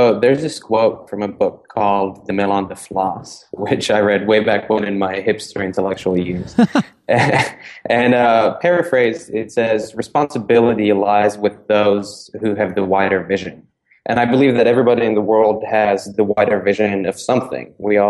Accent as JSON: {"language": "English", "region": "Prague", "country": "Czechia", "tie": "born or raised there", "moved": "as an adult", "lives_now": "United States", "said": "because I was born and raised in Prague before I moved over to the States when I was 19 to study psychology at Dartmouth College."}